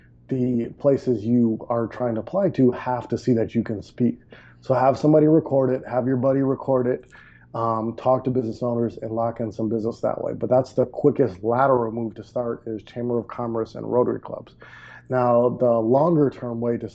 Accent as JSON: {"language": "English", "town": "Milwaukee", "region": "Wisconsin", "country": "United States", "tie": "born or raised there", "also_born_or_lived": "Maui, Hawaii / Panama / Medellin, Colombia", "moved": "as an adult", "said": "I grew up in Milwaukee, Wisconsin"}